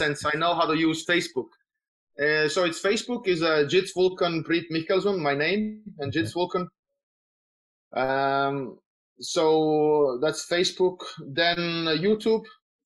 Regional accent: Tallinn, Harju County, Estonia; I'm from Estonia, so in Tallinn.

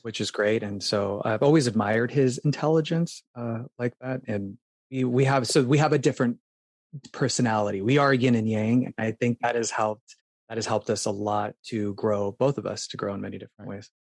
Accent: Phoenix, Arizona, United States; moved away as an adult; now in New York City, United States; I'm from Phoenix, and up north we had a cabin in Payson, Arizona

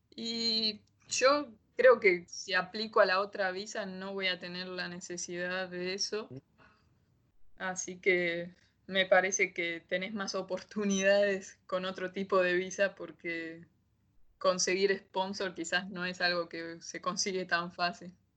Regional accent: Buenos Aires, Argentina; moved away as an adult; now in Adelaide, Australia; yo soy de Buenos Aires en Argentina

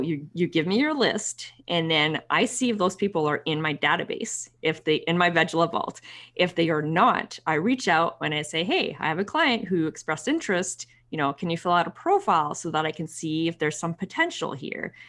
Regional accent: Ottawa, Ontario, Canada; Ottawa, which is my hometown

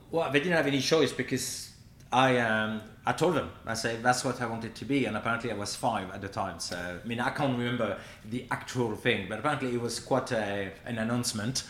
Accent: Quimper, Brittany, France; moved away; I grew up in Brittany where we're famous for pancakes

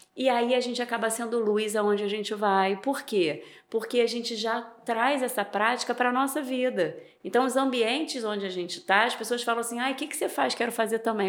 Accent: Niterói, Rio de Janeiro, Brazil; moved away as an adult; now in Campos dos Goytacazes, Brazil; eu sou de Niterói né nasci em Niterói vivi lá a minha vida toda e há sete anos atrás eu vim morar em Campos

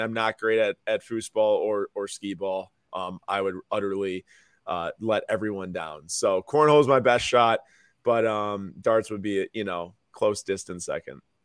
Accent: Milwaukee, Wisconsin, United States; I'm from Milwaukee. I live here right now

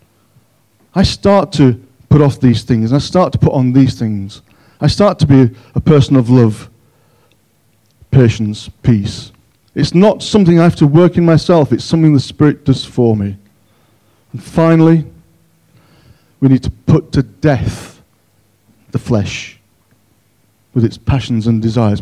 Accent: Yorkshire and the Humber, United Kingdom; now in Cockermouth, United Kingdom; I'm a Yorkshireman.

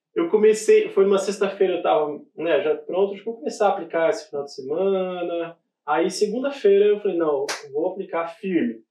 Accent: Brazil; moved away; a gente vem lá do Brasil

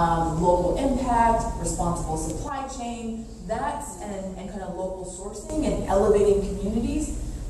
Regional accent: Pacific Northwest, United States; I'm from the Pacific Northwest.

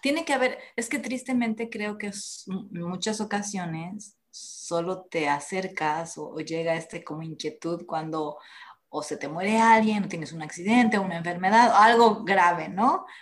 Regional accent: Mexico; como católicos, latinos, mexicanos

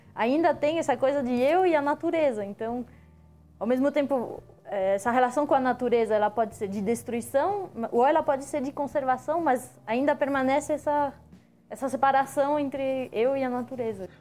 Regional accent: France; now in Brazil; quando eu cheguei no Brasil, que eu sou francesa

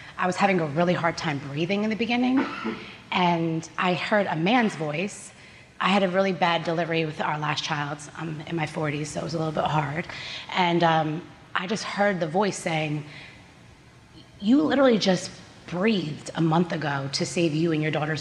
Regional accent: New Jersey, United States; also born or lived in California; I was born in California. And then within 2 years, my mom moved back to New Jersey, and it was just me and her for years

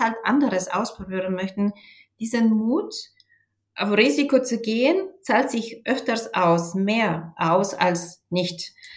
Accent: Bulgaria; German is a second language; moved away as an adult; now in Germany; ich bin auch in Bulgarien aufgewachsen

